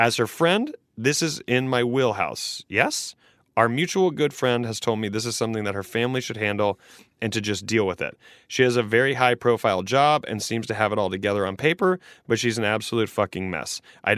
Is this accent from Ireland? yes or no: no; England, United Kingdom; I run fuelers. I grew up in England.